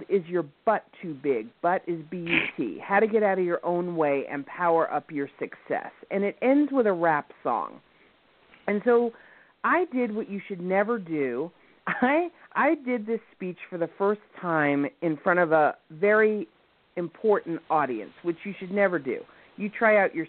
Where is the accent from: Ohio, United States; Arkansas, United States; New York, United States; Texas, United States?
New York, United States; accent: New York; my New York accent